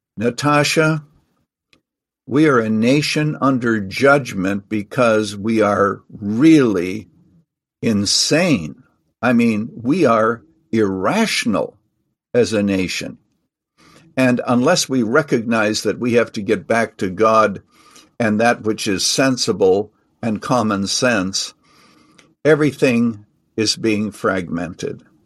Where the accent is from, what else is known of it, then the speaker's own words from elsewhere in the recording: Canada; now in United States; I actually was born and raised in Canada. I'm now a naturalized citizen.